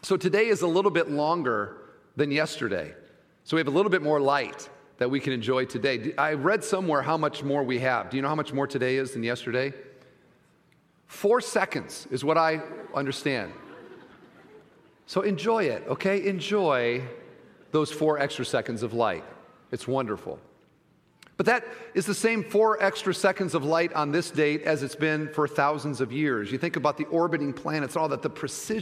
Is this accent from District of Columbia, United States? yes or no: no; Iowa, United States; moved away; I'm from Iowa